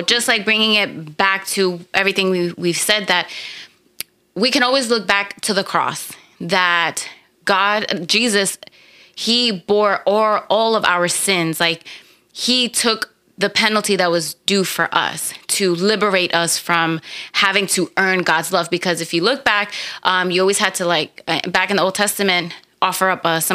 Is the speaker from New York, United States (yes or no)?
yes; New York, United States; we're from New York